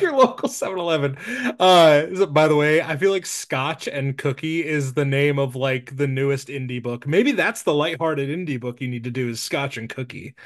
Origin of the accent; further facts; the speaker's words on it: Nebraska, United States; I'm from Nebraska, so I've been doing local Nebraska stuff.